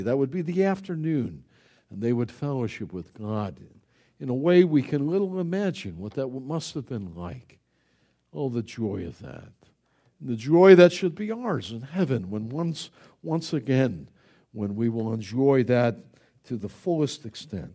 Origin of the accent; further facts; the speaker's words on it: Buffalo, New York, United States; I grew up in Buffalo, New York